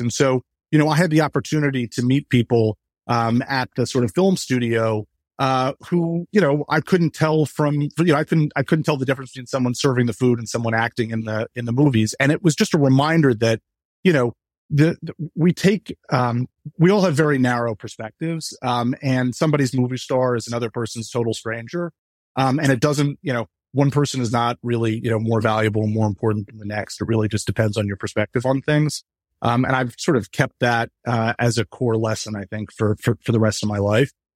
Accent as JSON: {"language": "English", "region": "New York", "country": "United States", "tie": "born or raised there", "said": "I grew up in New York"}